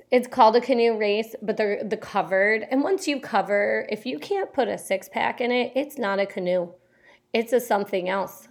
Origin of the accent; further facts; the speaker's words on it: Au Sable River, Michigan, United States; I grew up canoeing on the Osaba River in Michigan